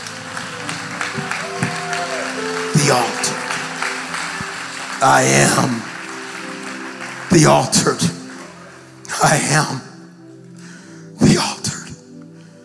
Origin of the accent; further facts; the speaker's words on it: Birmingham, Alabama, United States; I'm from Birmingham